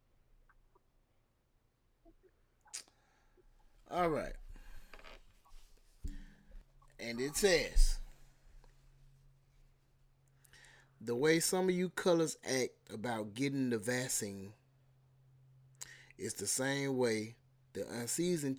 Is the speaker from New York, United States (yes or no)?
no; Alabama, United States; I'm from Alabama